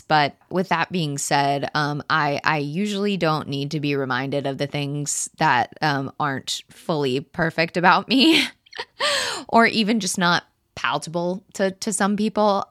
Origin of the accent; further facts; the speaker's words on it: Texas, United States; I was born in Texas to two wonderful parents